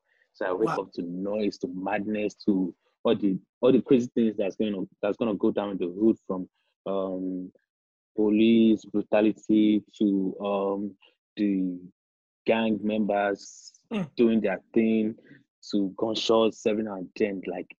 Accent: Bariga, Lagos, Nigeria; It's very dark out there because it's like, I don't know. You wake up in the morning and you feel like there's no hope. That's what my hood feels li

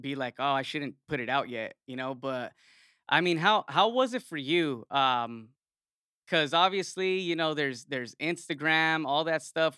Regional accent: Yuma, Arizona, United States; I'm from Yuma, another small

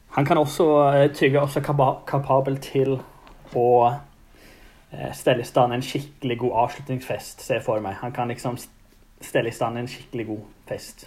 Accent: Stavanger, Rogaland, Norway; jeg holder meg hjemme på Tasta

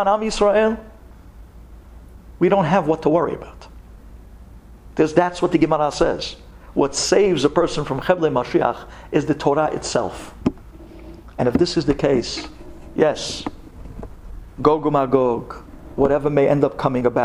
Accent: United States; we all started out as American kids

